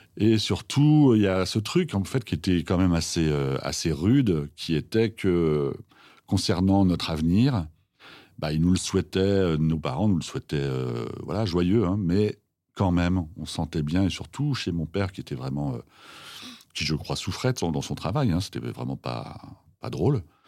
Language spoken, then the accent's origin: French; Villers-Cotterêts, Hauts-de-France, France; Je viens de Picardie, dans l'Aisne, 02, Villers-Cotterêts